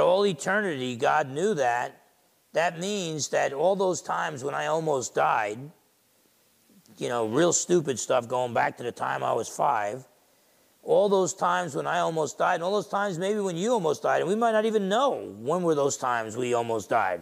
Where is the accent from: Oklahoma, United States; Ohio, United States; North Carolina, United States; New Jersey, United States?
New Jersey, United States; Essex County; grandson of Portuguese and Italian immigrants growing up in Essex County, New Jersey